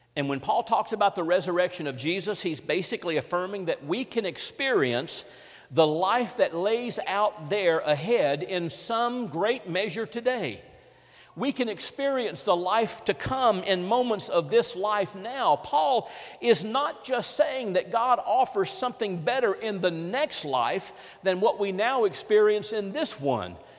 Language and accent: English; Vicksburg, Mississippi, United States; in my hometown of Vicksburg, Mississippi